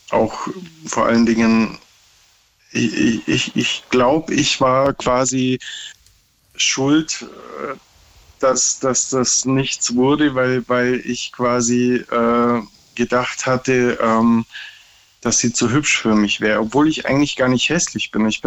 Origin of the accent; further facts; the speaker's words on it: Berlin, Germany; now in Lower Saxony, Germany; ich komme aus Ursprünglich Berlin. aus Bayern, bin gerade im Besuch in Bayern und äh, lebe aber in Niedersachsen.